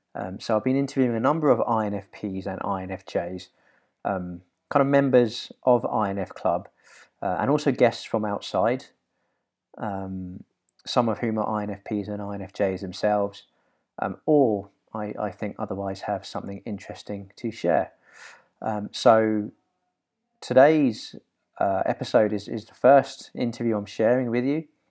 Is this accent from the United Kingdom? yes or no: yes; London, United Kingdom; I have got a simpler upbringing, I guess, in that I've always been in London